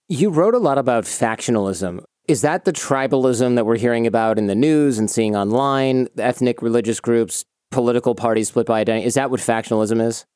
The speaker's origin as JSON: {"language": "English", "region": "Michigan", "country": "United States", "tie": "born or raised there", "said": "Michigan, my home state"}